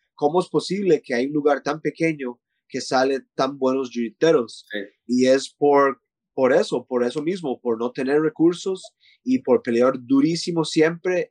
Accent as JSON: {"language": "Spanish", "country": "Costa Rica", "also_born_or_lived": "Canada / Thailand", "moved": "yes"}